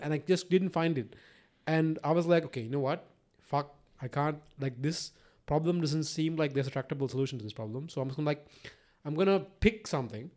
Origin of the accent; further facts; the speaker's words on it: Sri Lanka; I was raised in Sri Lanka